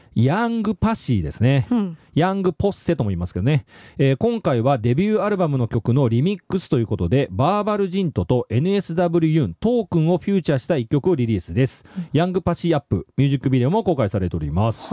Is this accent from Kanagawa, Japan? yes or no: no; Nagoya, Aichi, Japan; accent: Nagoya dialect; 名古屋人だからね